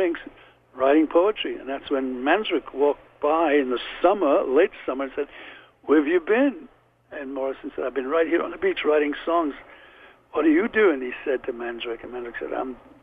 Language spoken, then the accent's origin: English; Liverpool, North West England, United Kingdom; born or raised there; accent: Liverpool; moved away; also born or lived in London